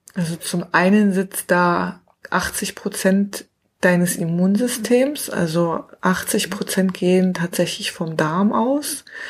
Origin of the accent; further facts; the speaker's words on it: near Cottbus, Brandenburg, Germany; moved away; Also ich bin tatsächlich in der Nähe von Cottbus geboren, also ein Urgesteiner, also ein Brandenburger Urgestein